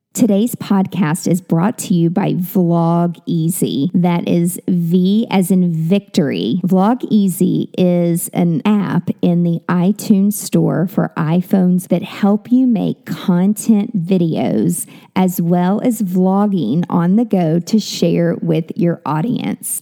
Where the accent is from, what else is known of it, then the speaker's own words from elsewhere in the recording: Mount Juliet, Tennessee, United States; I'm from Mount Juliet, which is like w, w, way, way, way country